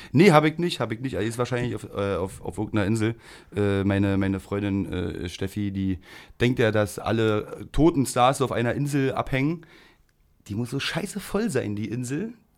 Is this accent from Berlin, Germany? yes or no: yes; Berlin, Germany; ich bin ja in der Rigaer Straße groß geworden